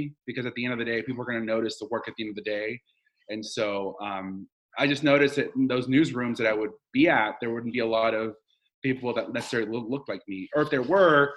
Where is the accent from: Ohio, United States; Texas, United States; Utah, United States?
Texas, United States; Dallas; first language Spanish; English is a second language; also born or lived in Washington, D.C. / New York; now in Austin, United States; I'm from Dallas. I'm a Texan